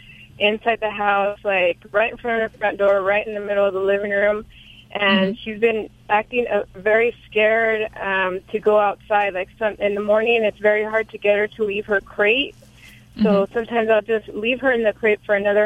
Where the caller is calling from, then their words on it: Visalia, California, United States; I'm calling from Visalia, California